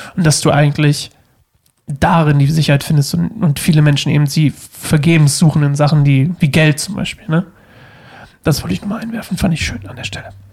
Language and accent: German; Uelzen, Lower Saxony, Germany; moved away; ich komme aus Uelzen